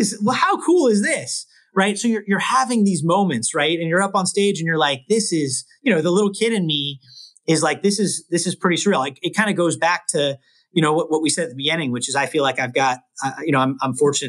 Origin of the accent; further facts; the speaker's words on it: Bay Area, California, United States; also born or lived in Los Angeles; I grew up in the Bay Area. I've been a Warrior. I've lived in the Bay Area my whole life except college.